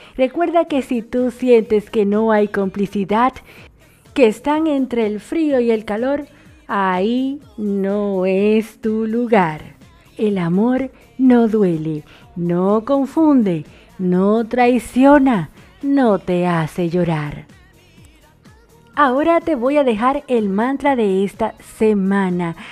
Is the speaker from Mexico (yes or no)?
no; Dominican Republic; now in Argentina; una dominicana en Argentina y la dominicana más argentina